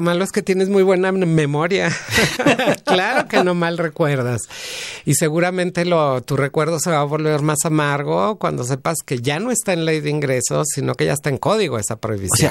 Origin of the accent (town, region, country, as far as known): Mexico